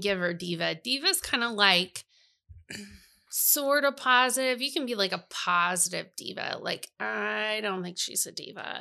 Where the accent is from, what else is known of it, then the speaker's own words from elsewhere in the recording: Iowa, United States; also born or lived in Missouri; I was from Iowa